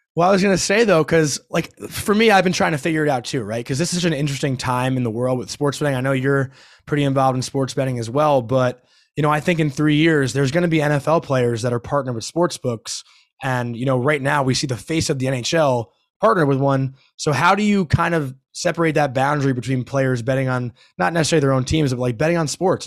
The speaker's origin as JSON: {"language": "English", "area": "Long Island", "region": "New York", "country": "United States", "tie": "born or raised there", "said": "growing up on Long Island and being a Ranger fan"}